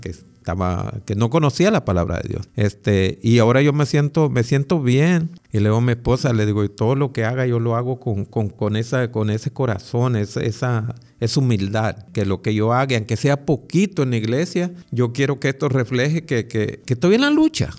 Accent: Ahuachapán, El Salvador; moved away; la iglesia adventista de, vamos a decir, de Aguachapán, de donde yo soy

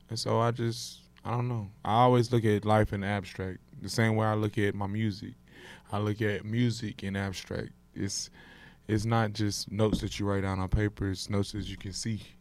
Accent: Houston, Texas, United States; I'm from Houston. Yeah. I perform in Houston. You know, and, you know, I'm from Houston, so I perform in my city

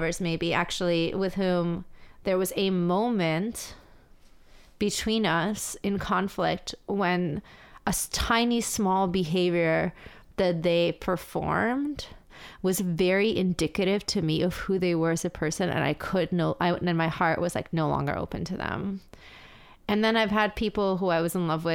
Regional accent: New York City, New York, United States; I grew up in the city, I went there as a teen, I read all my fucking radical texts there

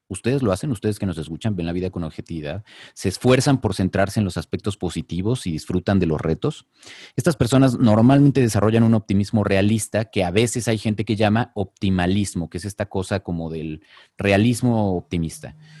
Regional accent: Mexico; nuestro país y a la forma en la que somos los mexicanos

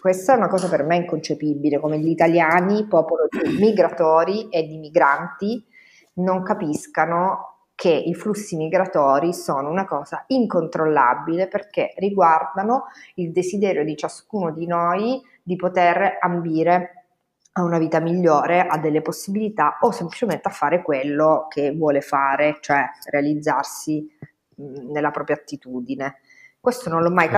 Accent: Castellammare, Italy; moved away as an adult; now in Bologna, Italy; io fossi rimasta a Castellammare

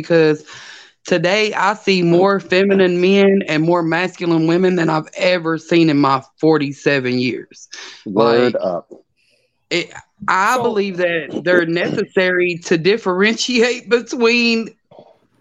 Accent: the South, United States; I'm from the South, and I was very much raised in that traditional manly, womanly role.

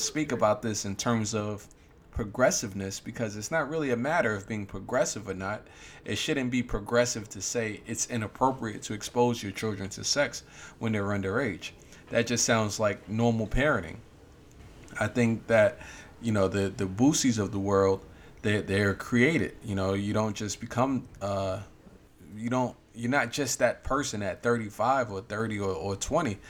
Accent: New York, United States; we're, we're from New York

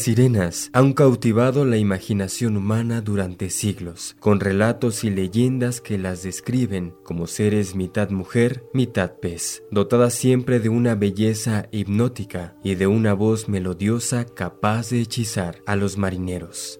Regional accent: Hidalgo, Mexico; los que somos de Hidalgo

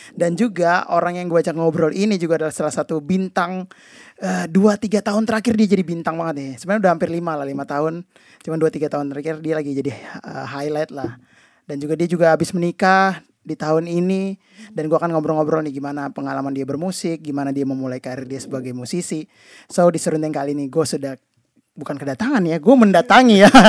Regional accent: Kalimantan, Indonesia; dulu gue tuh keyboardis dan gue dari Kalimantan juga

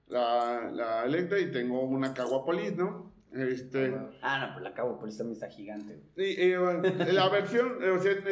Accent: Monterrey, Nuevo León, Mexico; soy de pues, Monterrey.

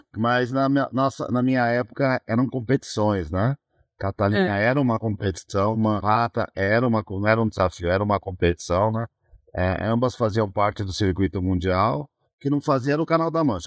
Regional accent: São Bernardo do Campo, São Paulo, Brazil; Eu sou do ABC, São Bernardo do Campo

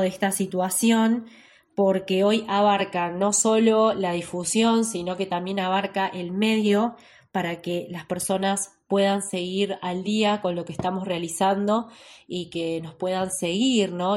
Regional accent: Ushuaia, Tierra del Fuego, Argentina; moved away as an adult; now in La Plata, Argentina; nacida en la ciudad de Ushuaia, Hace 14 años me vine a la ciudad de La Plata a realizar mis estudios

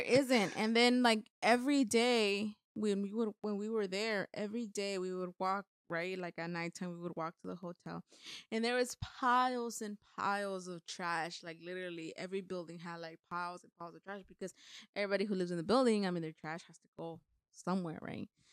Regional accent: Mexico; moved away; I have both of my parents' last name because I was born in Mexico

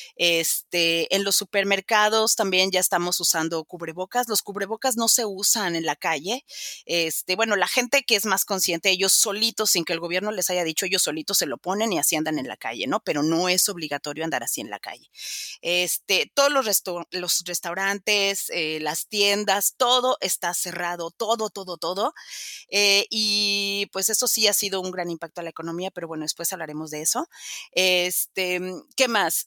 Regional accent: Mexico; moved away as an adult; also born or lived in Spain; now in Vienna, Austria; soy mexicana de nacimiento

